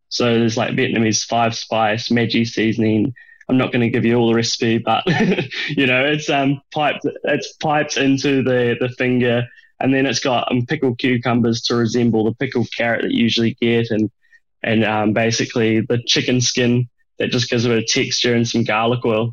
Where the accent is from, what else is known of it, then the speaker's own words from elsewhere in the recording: Dunedin, Otago, New Zealand; moved away; I grew up in New Zealand in a small town called Dunedin